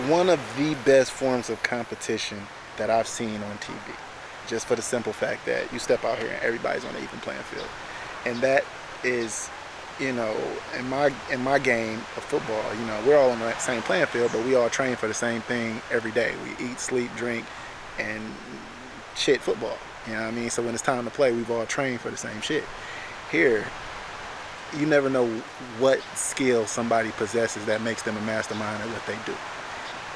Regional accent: Detroit, Michigan, United States; also born or lived in Illinois; now in Houston, United States; I live in Houston right now. I'm originally from Detroit

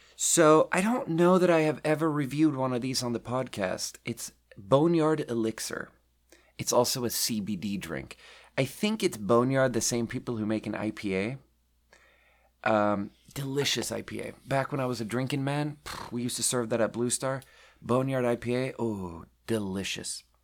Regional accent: Sweden; moved away as an adult; also born or lived in Beijing, China / Shanghai, China; now in Pacific Northwest, United States; I was born and raised in Sweden

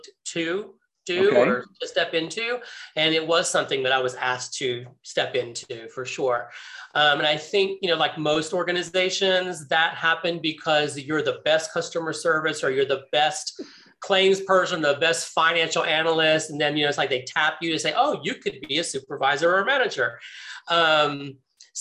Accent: Central Florida, United States; also born or lived in Connecticut; So I was born in Connecticut, but I was actually raised in Central Florida my entire life. So you could say I'm a Floridian at heart.

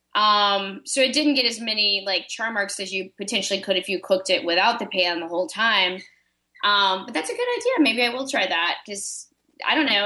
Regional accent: Florida, United States; I'm from Florida

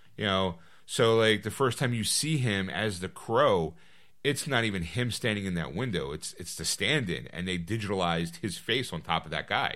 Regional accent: Philadelphia, Pennsylvania, United States; We're from Pennsylvania, Philadelphia, specifically

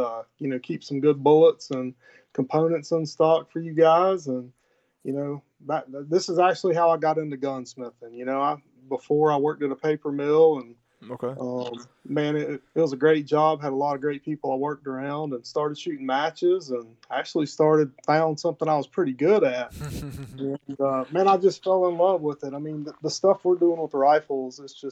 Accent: Palatka, Florida, United States; now in St. Augustine, United States; I'm originally from Palatka, Florida. I live in St. Augustine, Florida now.

